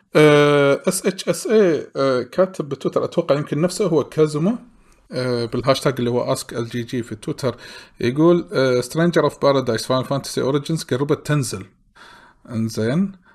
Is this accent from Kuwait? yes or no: yes; Kuwait; ديرتنا الكويت